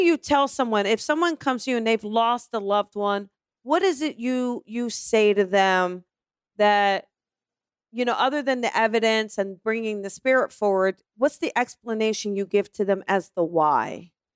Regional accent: East Coast, United States; I'm from the East Coast

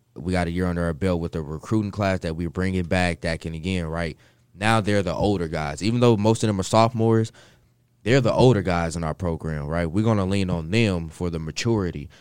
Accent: Kansas City, United States; moved away; I'm from Kansas City. uh, born and raised there

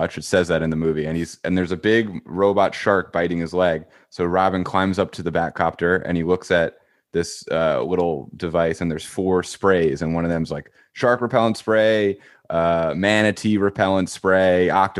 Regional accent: Long Island, New York, United States; I'm from Long Island

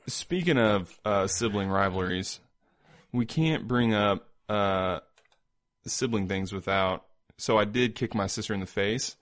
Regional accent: Indiana, United States; also born or lived in Iowa; now in Independence, Missouri, United States; I live in Independence. I'm from Indiana

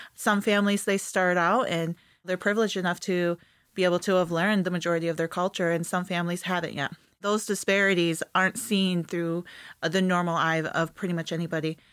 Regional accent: East Jordan, Michigan, United States; moved away; also born or lived in Peshawbestown, Michigan; East Jordan, where I went to school

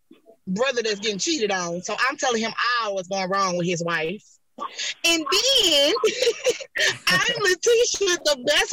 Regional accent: Decatur, Georgia, United States; which means thankful creator. I am from Decatur, Georgia.

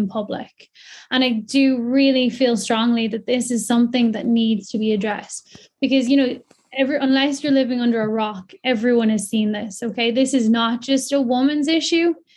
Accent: County Kildare, Ireland; I'm from North Kildare. I live very close to both the Royal and the Grand Canal. I've been using the canals all my life

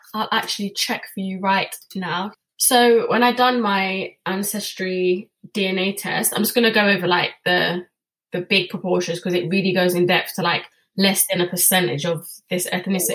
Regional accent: England, United Kingdom; I'm British born. My dad's British born.

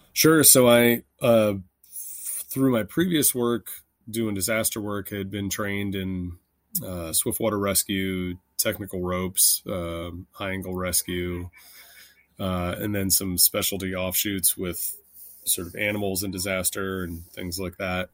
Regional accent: Washington, District of Columbia, United States; moved away as an adult; also born or lived in Los Angeles / Philadelphia / Haiti / Kentucky; I grew up in Washington, D C, and then moved

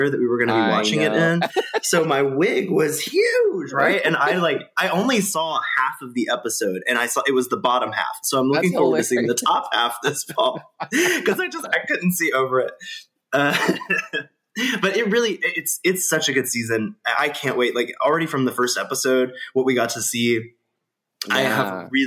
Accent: Birmingham, Alabama, United States; I'm the first from Alabama

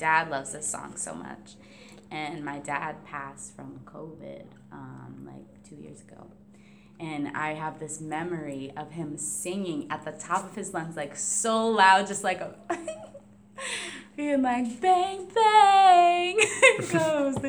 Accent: Warren, Rhode Island, United States; I grew up in Warren, Rhode Island.

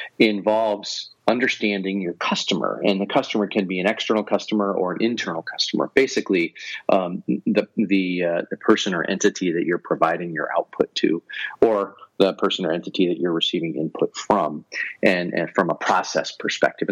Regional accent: Northeast Ohio, United States; moved away as an adult; also born or lived in Connecticut / Seattle; I grew up in Northeast Ohio, so I understand the weather there

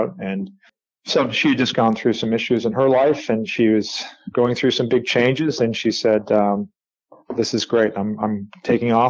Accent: Canada; I grew up in Canada

